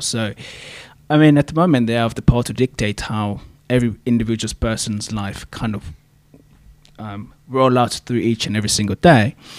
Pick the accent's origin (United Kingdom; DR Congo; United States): DR Congo; moved away as an adult; now in Canada; I am actually from the Congo, to be fair, the Democratic Republic from the Congo. Um, been in Canada for about seven years